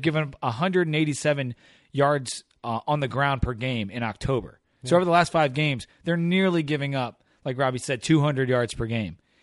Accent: Delaware, United States; I'm from Delaware

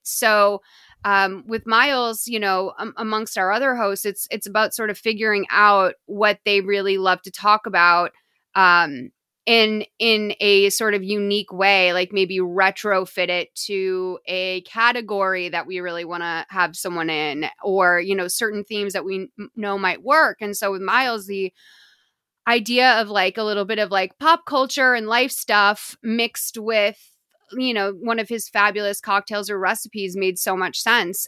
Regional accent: Lexington, Massachusetts, United States; moved away as an adult; now in Los Angeles, United States; I grew up in Lexington, Massachusetts, but I've lived out in L A for, like, fifteen years now

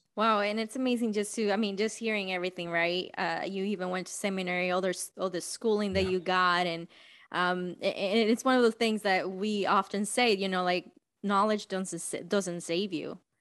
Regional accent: Dominican Republic; moved away; I am from Dominican Republic

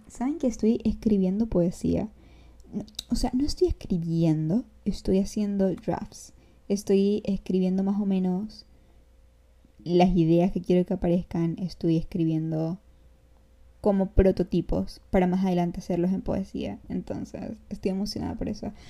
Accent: San Cristóbal, Táchira, Venezuela; accent: gocho; se me salió el acento gocho. Eh, yo soy de San Cristóbal, ¿ok? Para los que no saben, yo soy gocha de Venezuela

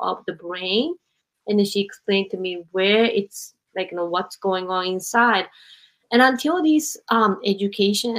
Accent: Japan; moved away as an adult; also born or lived in United States; I grew up in Japan

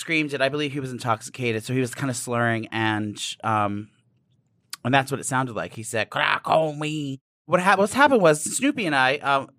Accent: New Jersey, United States; I was born and raised in New Jersey, right outside the metropolis of New York City.

